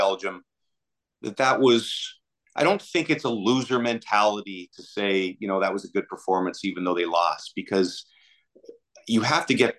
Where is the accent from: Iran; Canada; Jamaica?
Canada; as a Canadian